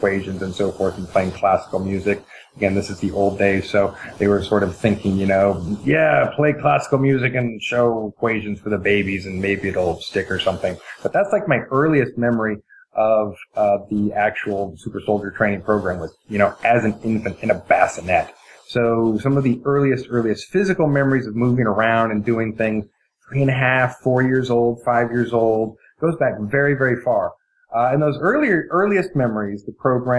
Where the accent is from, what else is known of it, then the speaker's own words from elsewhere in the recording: Eugene, Oregon, United States; I was born in 1970, and I grew up in Eugene, Oregon.